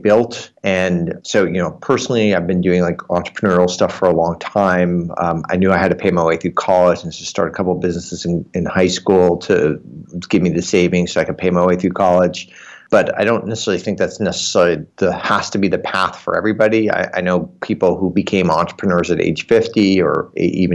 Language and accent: English; New York, United States; moved away as an adult; also born or lived in Berkeley, California; now in California, United States; Grew up in New York, went to college at Berkeley in California, then ended up staying here